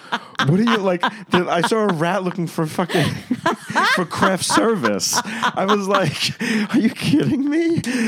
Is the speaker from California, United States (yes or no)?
no; New York, United States; now in West Hollywood, United States; I'm from New York and now West Hollywood